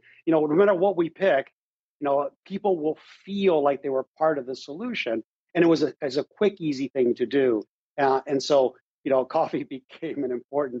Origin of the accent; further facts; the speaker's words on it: Mexico; born there; I was born in Mexico. I never knew my father.